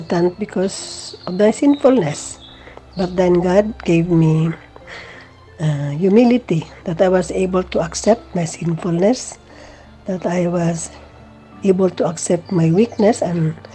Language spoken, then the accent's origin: English; Philippines; from the Philippines.